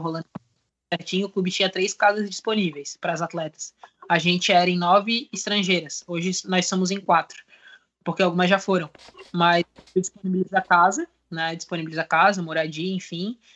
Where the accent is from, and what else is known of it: Brazil; moved away as an adult; now in Portugal